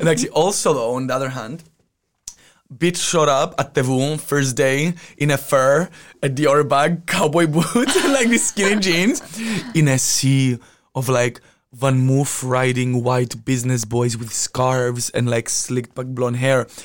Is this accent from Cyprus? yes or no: yes; Cyprus; moved away; I'm from Cyprus." Yes, I'm Mediterranean